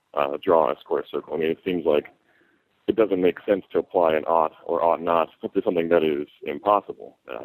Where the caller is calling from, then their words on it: California, United States; I'm calling from California.